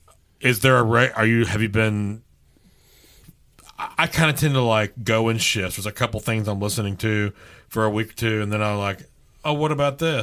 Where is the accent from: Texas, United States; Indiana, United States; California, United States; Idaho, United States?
Texas, United States; I'm from Texas